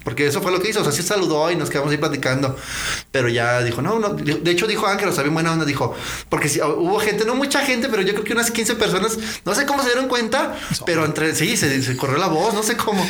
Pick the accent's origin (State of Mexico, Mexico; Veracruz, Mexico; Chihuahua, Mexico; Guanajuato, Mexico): Guanajuato, Mexico; León; ahí he vivido todo, bueno, todo lo que es toda mi vida